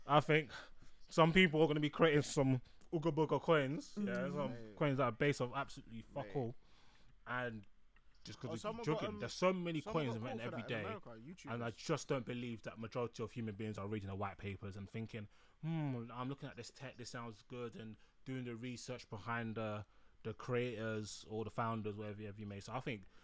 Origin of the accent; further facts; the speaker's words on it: England, United Kingdom; I'm from England